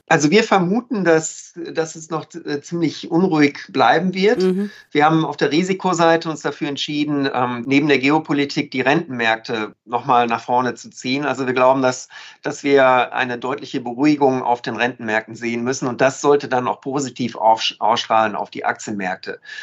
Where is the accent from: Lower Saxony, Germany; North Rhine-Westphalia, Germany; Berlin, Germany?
North Rhine-Westphalia, Germany; ich bin ja Ostwestfale